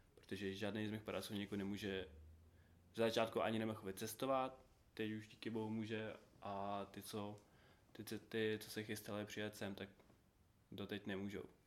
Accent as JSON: {"language": "Czech", "town": "Uzhhorod", "region": "Zakarpattia Oblast", "country": "Ukraine", "second_language": "Czech", "moved": "as an adult", "lives_now": "Czech Republic", "said": "jsem z Užgorodu z Ukrajiny"}